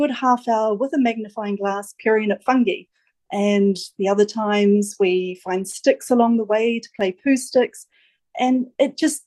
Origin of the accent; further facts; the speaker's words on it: New Zealand; now in Auckland, New Zealand; I grew up near Mount Ruapehu